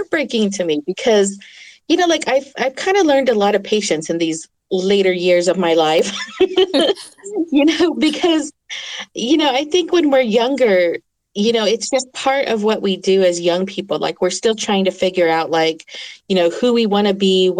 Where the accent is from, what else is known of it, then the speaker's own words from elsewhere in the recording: Oklahoma, United States; first language English; I grew up in Oklahoma